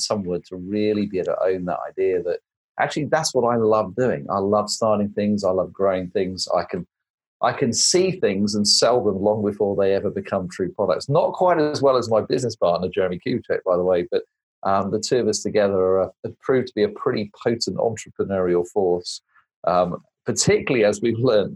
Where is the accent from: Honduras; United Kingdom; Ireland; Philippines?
United Kingdom; also born or lived in United States; I'm an American in exile with a British passport, so I come back every now and again